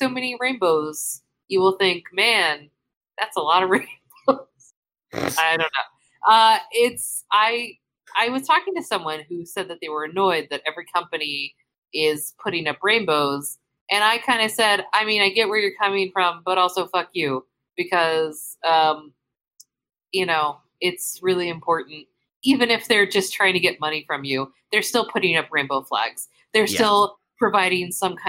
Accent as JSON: {"language": "English", "region": "California", "country": "United States", "moved": "yes", "said": "I'm from California"}